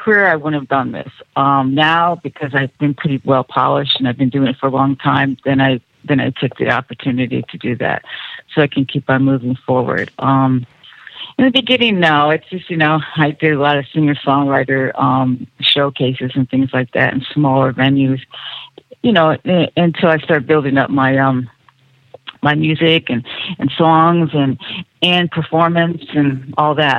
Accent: Ohio, United States; now in Los Angeles, United States; where I grew up in Ohio

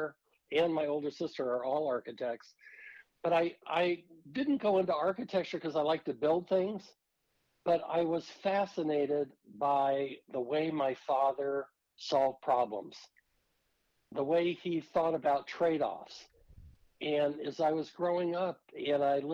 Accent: Silicon Valley, California, United States; I was raised in Silicon Valley in California

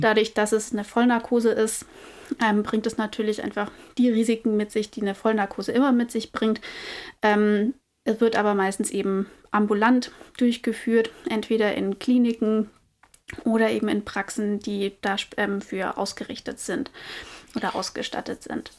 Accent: Germany; bei uns in Deutschland

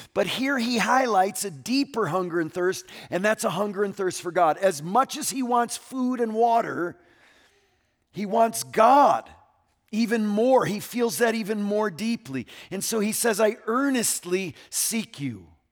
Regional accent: Connecticut, United States; moved away; my home state of Connecticut

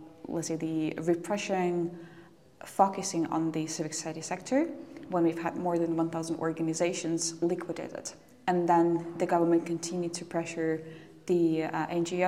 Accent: Polotsk, Vitebsk Region, Belarus; I was growing in a very small city. It's called Polotsk

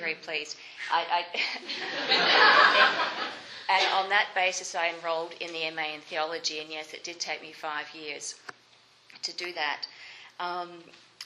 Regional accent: Melbourne, Victoria, Australia; now in Canada; the church that I grew up in Melbourne, Australia

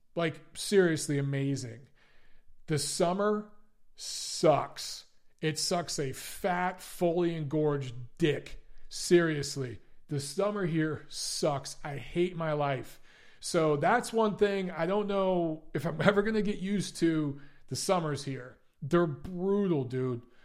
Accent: Detroit, Michigan, United States; also born or lived in Los Angeles, United States; now in Atlanta, United States; I grew up in Detroit

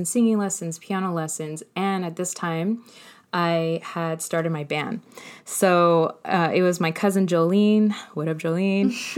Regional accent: Colton, California, United States; also born or lived in San Bernardino; I was born in San Bernardino, but raised in Colton

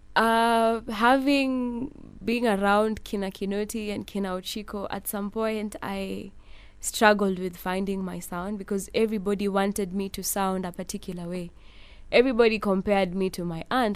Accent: Nairobi, Kenya; I was born in Nairobi

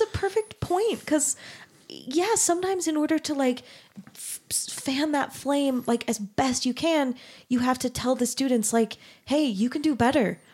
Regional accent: Mesa, Arizona, United States; moved away as an adult; also born or lived in Denton, Texas; I grew up in Mesa, Arizona

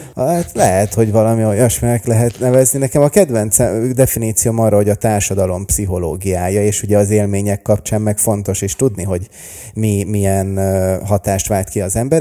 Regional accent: Budapest, Hungary; also born or lived in Los Angeles, United States; én Budapesten születtem és nőttem fel

